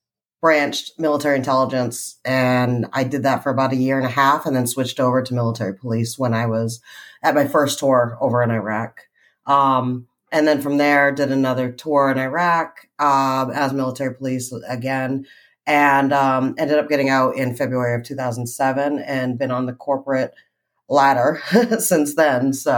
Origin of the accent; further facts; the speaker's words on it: Boston area, Massachusetts, United States; I'm originally from Mass, around the Boston area, and went to school at Norwich University